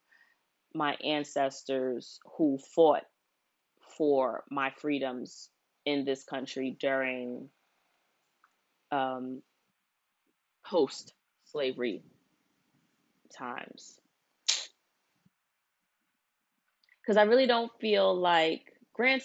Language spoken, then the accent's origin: English; United States; I only know of my American culture because I was born here. Both my parents were born here. All of my grandparents were born here.